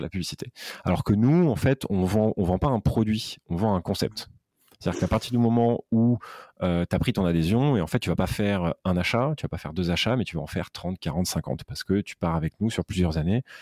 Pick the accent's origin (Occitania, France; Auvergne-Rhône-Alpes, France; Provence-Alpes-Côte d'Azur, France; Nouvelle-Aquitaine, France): Provence-Alpes-Côte d'Azur, France; Aix-en-Provence; moved away as an adult; now in Paris, France; je suis originaire d'Aix-en-Provence, d'une maman corse et d'un papa polono provençal.